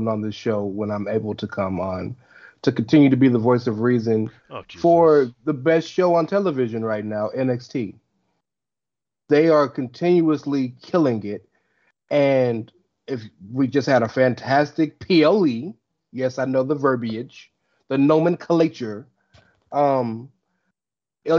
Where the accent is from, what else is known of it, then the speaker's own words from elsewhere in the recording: United States; I'm American